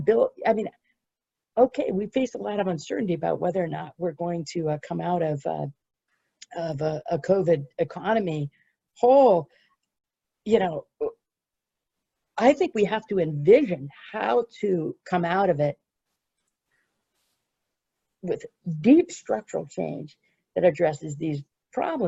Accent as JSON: {"language": "English", "country": "United States", "said": "my home country of the United States"}